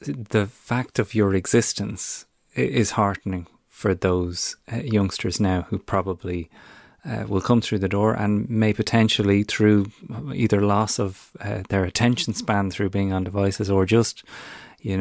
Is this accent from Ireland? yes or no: yes; Ireland; moved away; Irish people abroad with relatives back home